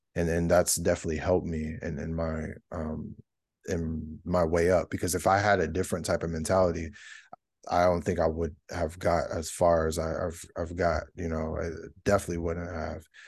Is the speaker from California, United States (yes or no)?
yes; California, United States; moved away as an adult; also born or lived in Georgia; I moved all the way across the country 'cause I'm from California originally